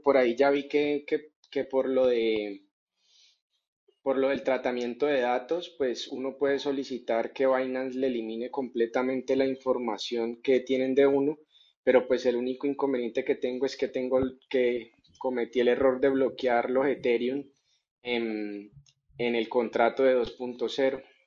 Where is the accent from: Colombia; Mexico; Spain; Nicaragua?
Colombia; aquí en mi país, yo estoy en Colombia